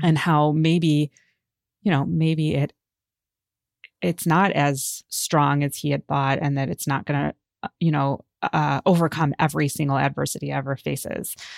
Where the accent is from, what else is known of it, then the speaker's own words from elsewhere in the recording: United States; I was born in America, but my father was born in Israel and my mother was born in England